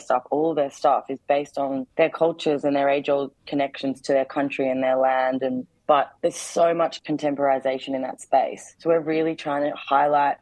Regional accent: Darwin, Northern Territory, Australia; I'm born and raised in Darwin

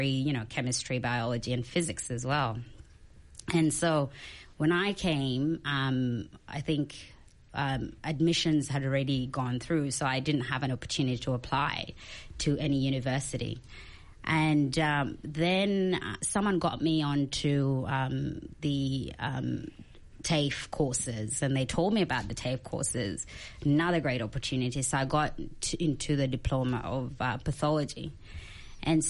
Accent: South Sudan; now in Australia; I'm an Australian who migrated from South Sudan

